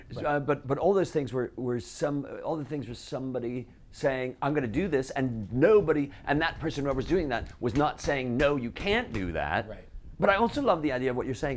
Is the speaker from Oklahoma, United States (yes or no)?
no; Chicago, Illinois, United States; growing up in Chicago